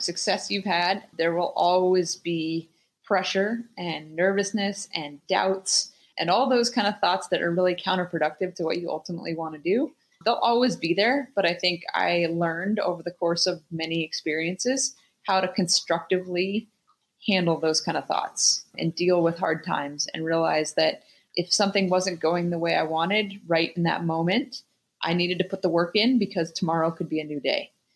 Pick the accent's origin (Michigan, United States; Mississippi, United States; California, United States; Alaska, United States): Alaska, United States; Anchorage; growing up in Alaska